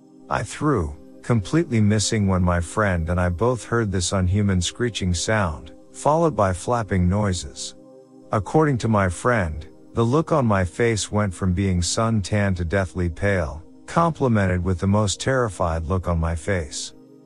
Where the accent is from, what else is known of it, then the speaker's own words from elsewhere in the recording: Michigan, United States; I'm from Michigan. I say that only to emphasize that basically I couldn't be much further from home unless I went to the moon.